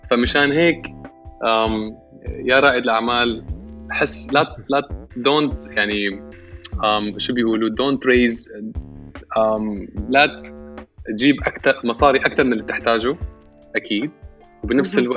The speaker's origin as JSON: {"language": "Arabic", "country": "Syria", "lives_now": "Canada", "said": "انا انا انا انا سوري كندا"}